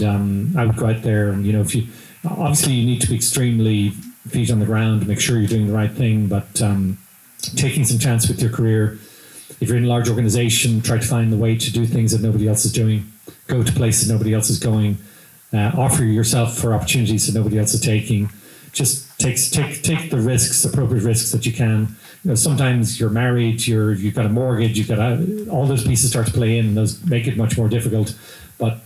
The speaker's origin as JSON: {"language": "English", "country": "Ireland", "accent": "Irish", "moved": "yes", "lives_now": "Lexington, United States"}